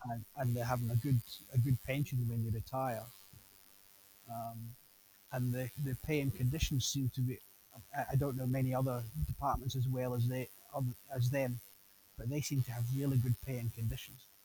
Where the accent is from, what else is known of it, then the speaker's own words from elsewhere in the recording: United Kingdom; a Brit speaking from a British person visiting America